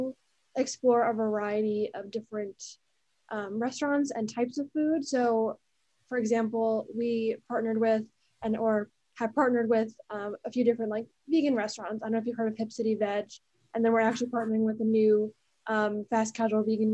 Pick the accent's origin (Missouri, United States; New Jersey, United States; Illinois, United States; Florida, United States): New Jersey, United States; moved away as an adult; now in Washington, D.C., United States; I'm from New Jersey, and so I've been going to like New York City and Manhattan like my whole life